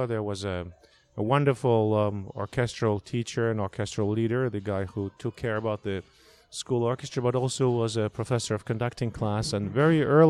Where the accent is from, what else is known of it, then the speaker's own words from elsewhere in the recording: Russia; moved away as an adult; growing up in Russia